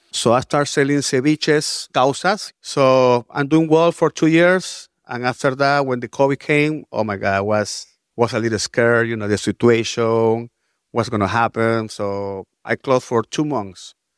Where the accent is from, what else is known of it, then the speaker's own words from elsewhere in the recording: Lima, Peru; moved away as an adult; now in New York, United States; I'm from Lima, Peru